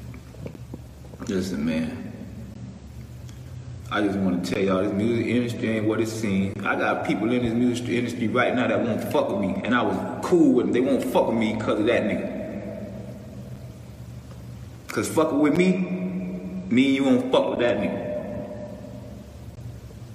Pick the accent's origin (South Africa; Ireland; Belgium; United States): United States; Miami, Florida; I'm from Liberty City, I'm from Overtown